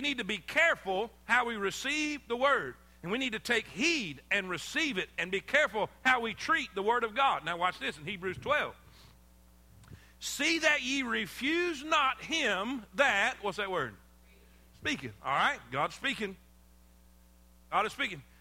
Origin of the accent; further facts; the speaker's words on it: South Florida, United States; moved away as an adult; also born or lived in South Carolina; I grew up in South Florida on the beach. I mean, my whole life I grew up by the ocean